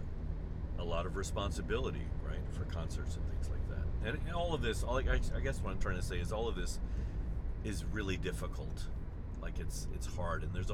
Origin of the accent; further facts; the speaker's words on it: United States; being American, I've seen that happen and I understand it